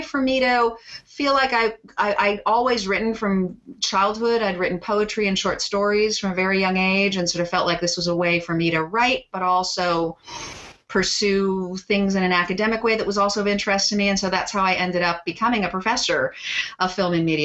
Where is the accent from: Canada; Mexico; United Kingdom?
Canada; Toronto, Ontario; also born or lived in Montreal; I grew up in Toronto